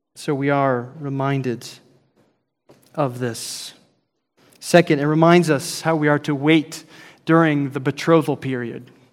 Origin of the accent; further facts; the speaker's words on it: Idaho, United States; now in Texas, United States; growing up in Idaho